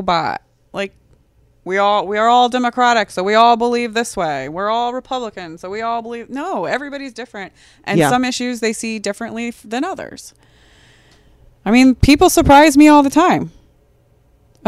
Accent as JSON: {"language": "English", "region": "Iowa", "country": "United States", "tie": "born or raised there", "said": "I grew up in Iowa"}